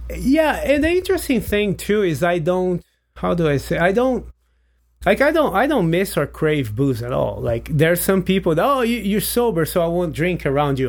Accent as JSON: {"language": "English", "country": "Brazil", "tie": "born or raised there", "second_language": "English", "moved": "as an adult", "lives_now": "United States", "said": "I'm in high school in Brazil"}